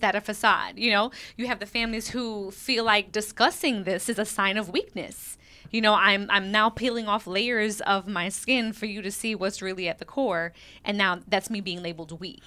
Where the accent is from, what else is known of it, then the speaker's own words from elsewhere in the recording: New York City, New York, United States; growing up in Brooklyn